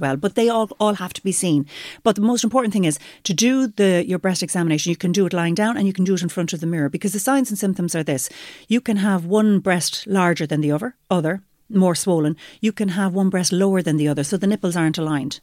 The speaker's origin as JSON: {"language": "English", "town": "Limerick", "region": "Munster", "country": "Ireland", "said": "I'm from Limerick"}